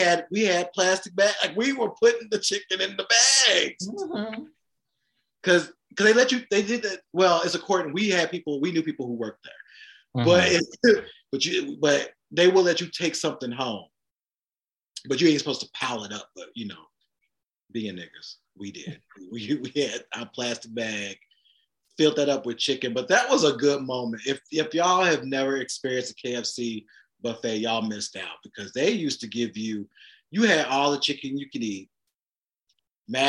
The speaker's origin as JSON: {"language": "English", "town": "Union City", "region": "Tennessee", "country": "United States", "tie": "born or raised there", "moved": "yes", "said": "in my hometown of Union City, Tennessee"}